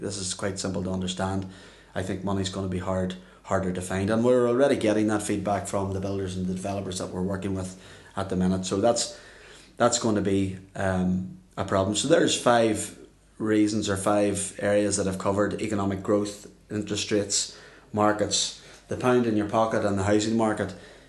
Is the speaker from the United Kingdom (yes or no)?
yes; Northern Ireland, United Kingdom; how it can affect us here in Northern Ireland, the housing market. And, you know, as Irish people